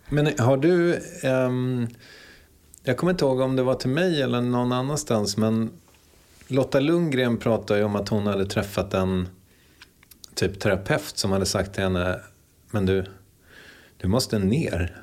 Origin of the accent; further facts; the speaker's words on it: Strängnäs, Södermanland, Sweden; also born or lived in Eskilstuna; Född på sjukhuset i Eskilstuna 1974. Eh, och växte upp i Strängnäs.